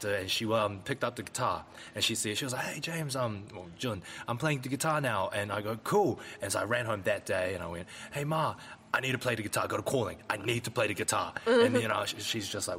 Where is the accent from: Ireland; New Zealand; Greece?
New Zealand; Whangaparaoa, Auckland; born or raised there